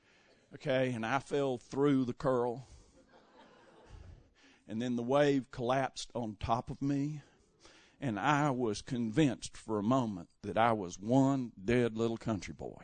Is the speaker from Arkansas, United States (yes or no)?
no; Western North Carolina, United States; also born or lived in San Diego, California; being raised in a small town in Western North Carolina